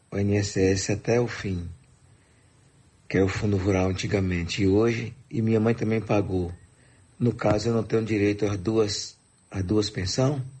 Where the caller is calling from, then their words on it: Moreilândia, Pernambuco, Brazil; Falando de Morelândia, Pernambuco. Aí. Eu sou de Leus, mas atualmente estou morando aqui.